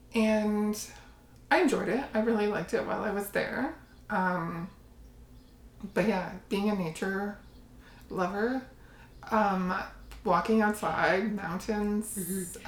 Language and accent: English; Windsor, Ontario, Canada; moved away as an adult; also born or lived in Calgary / Austria; i grew up in windsor ontario um, but previous to that, um, so I moved to Windsor when I was, I think, 4